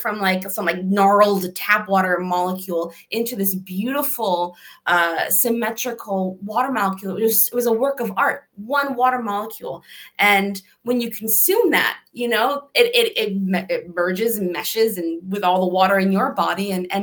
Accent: Connecticut, United States; I'm from Connecticut

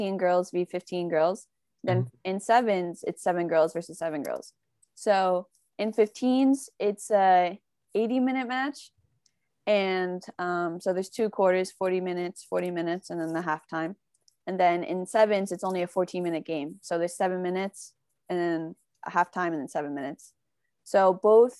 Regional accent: Morris County, New Jersey, United States; we're from Morris County in New Jersey

